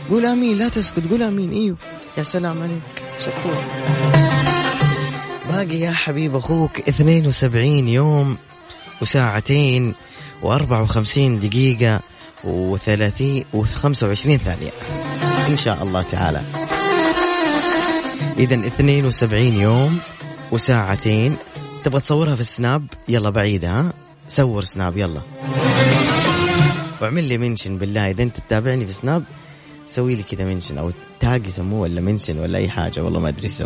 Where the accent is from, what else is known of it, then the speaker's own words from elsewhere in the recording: Sanaa, Amanat Al Asimah, Yemen; now in Jeddah, Saudi Arabia; من اليمن من عدن لا من صنعاء العاصمه